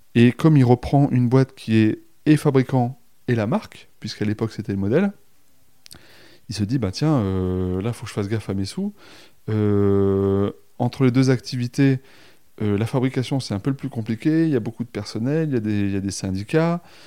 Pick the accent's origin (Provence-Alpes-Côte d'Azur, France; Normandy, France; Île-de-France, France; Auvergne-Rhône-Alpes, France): Auvergne-Rhône-Alpes, France; Romans-sur-Isère; je suis originaire de Romans-sur-Isère dans la Drôme